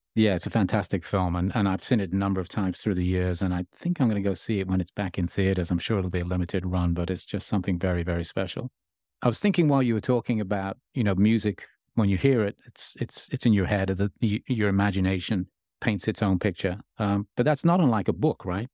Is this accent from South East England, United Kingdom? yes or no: no; Birmingham, West Midlands, United Kingdom; moved away as an adult; now in Los Angeles, United States; I grew up in Birmingham